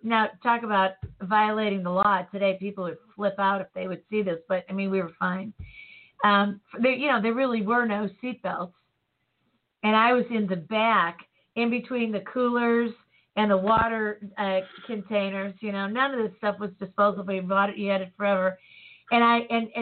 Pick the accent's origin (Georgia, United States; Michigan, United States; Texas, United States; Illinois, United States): Illinois, United States; Chicago; growing up in Chicago